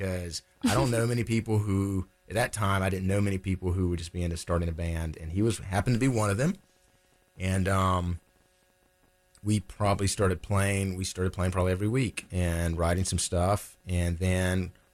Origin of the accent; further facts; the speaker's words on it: Laurinburg, North Carolina, United States; now in Raleigh, United States; I was born in Laurinburg